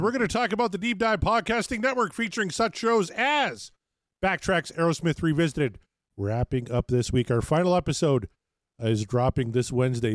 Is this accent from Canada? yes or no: yes; Canada